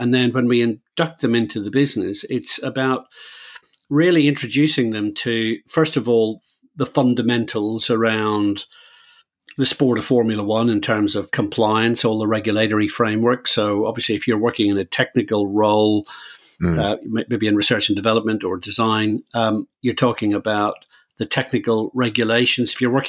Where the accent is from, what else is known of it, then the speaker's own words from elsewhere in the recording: Belfast, Northern Ireland, United Kingdom; Yeah, I think as a very white-skinned Irish person, I grew up in Belfast.